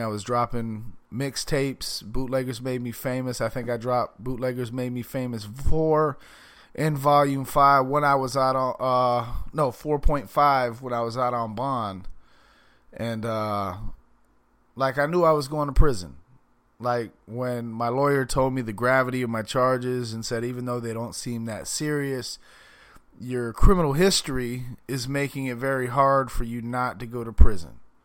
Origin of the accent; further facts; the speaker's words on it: Palm Beach County, Florida, United States; also born or lived in Miami / Fort Lauderdale; I'm from Palm Beach County, but I have lived everywhere from Miami, Fort Lauderdale, Pompano